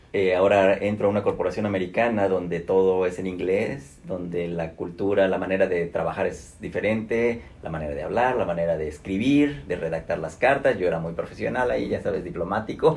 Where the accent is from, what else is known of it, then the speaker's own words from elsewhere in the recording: Mexico; moved away as an adult; now in Atlanta, United States; soy un mexicano